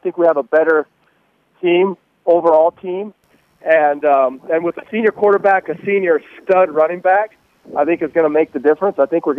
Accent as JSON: {"language": "English", "town": "Salt Lake City", "region": "Utah", "country": "United States", "tie": "born or raised there", "said": "growing up in Salt Lake"}